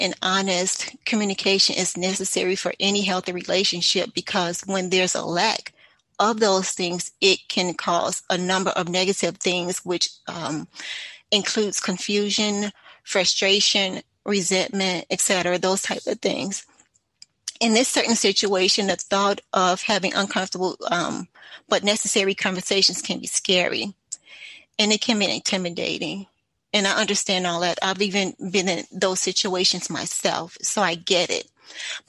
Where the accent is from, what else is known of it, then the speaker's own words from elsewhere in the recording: Chicago, Illinois, United States; moved away as an adult; also born or lived in Maryland; I was born and raised in Chicago, Illinois, and in the mid-90s, I moved to Maryland for almost a decade prior to moving back to the Chicagoland area